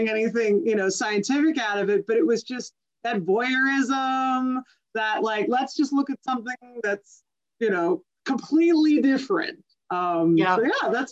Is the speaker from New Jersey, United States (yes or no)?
yes; New Jersey, United States; I'm from New Jersey